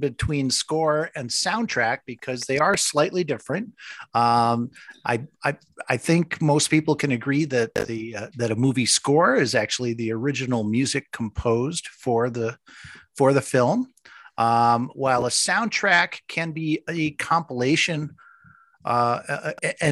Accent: New York, United States; also born or lived in Minnesota; I turned four when we moved from Minnesota back to New York.

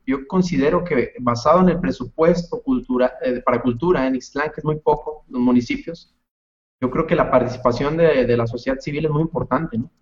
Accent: Mexico; Islán está interesante, la historia es bonita, es, es magnífico de donde venimos, de todo el lugar donde crecimos, la infancia

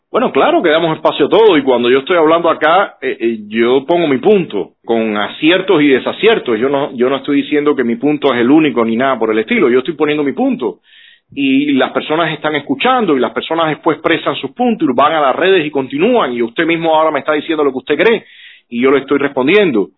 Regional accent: Cuba; nosotros como cubanos

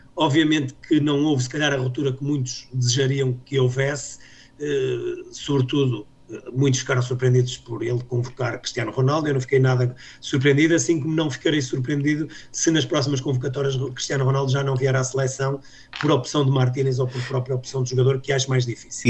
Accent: Minho, Portugal; eu como minhoto sempre vivi essa rivalidade desde, desde a minha adolescência

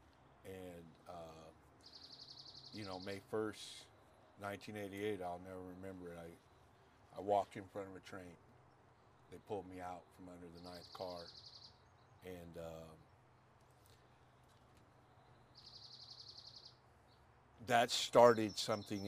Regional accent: Pasadena, California, United States; I'm Pasadena

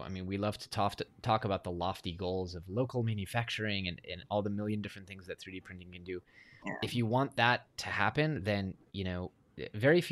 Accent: Silicon Valley, California, United States; I grew up in Silicon Valley

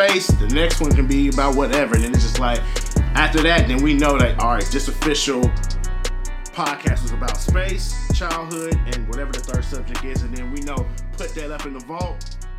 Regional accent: Kansas City, Kansas, United States; I grew up in Wyandotte, your boy from Wyandotte County. But yeah, man, in the inner city

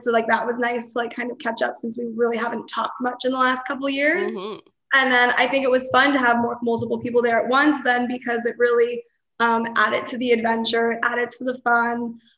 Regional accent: Pennsylvania, United States; moved away as an adult; now in Miami, United States; I'm 23. I'm from Miami, Florida now, but I'm originally from Pennsylvania.

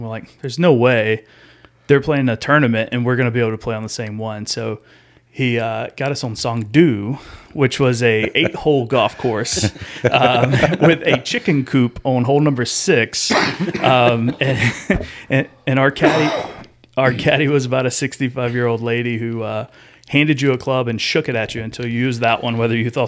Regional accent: Georgia, United States; I grew up in Pike County, Georgia. It's about 2 hours south of here. It's a small county and a small town, and probably more cows than people there.

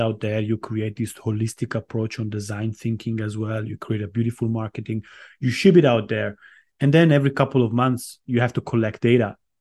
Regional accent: Italy; moved away as an adult; also born or lived in Armenia / London; now in Cyprus; My mom is Estonian, but I grew up in Italy

